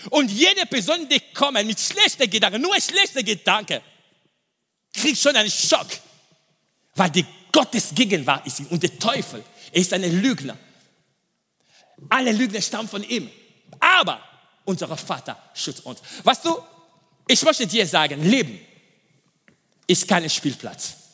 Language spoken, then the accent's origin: German; DR Congo; German is a second language; ich komme aus dem Kongo und im Osten von Kongo, es gibt Bürgerkrieg.